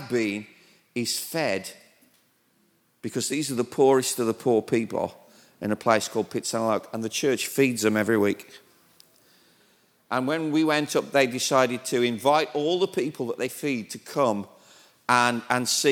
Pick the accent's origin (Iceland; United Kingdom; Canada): United Kingdom; accent: British; moved away as an adult; now in Thailand; this British accent because even in Britain, they don't understand my accent.